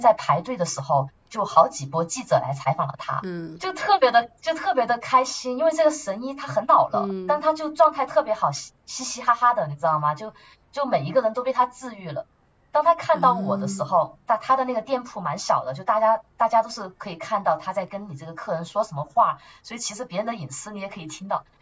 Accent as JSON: {"language": "Chinese", "region": "rural Southwest China", "country": "China", "tie": "born or raised there", "moved": "as an adult", "lives_now": "Paris, France", "said": "我来自就是西南的嗯。，呃，大农村嘛，那个时候呢，住在外婆家嗯。没有自来水，也没有厕所，就是那种农村的茅房"}